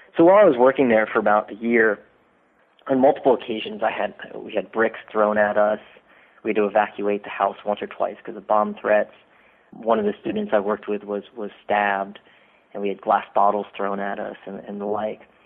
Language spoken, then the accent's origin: English; Dayton, Ohio, United States; moved away; I grew up in Dayton, Ohio, in a little suburb called Centerville